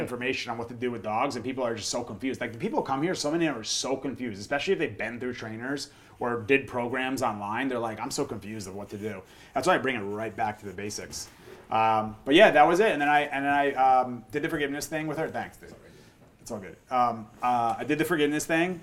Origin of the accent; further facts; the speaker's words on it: United States; I grew up in Jersey or New York, and I played sports